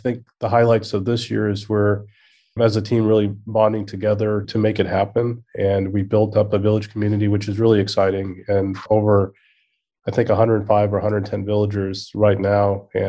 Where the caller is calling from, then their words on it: The Woodlands, Texas, United States; I'm in the Woodlands, Texas.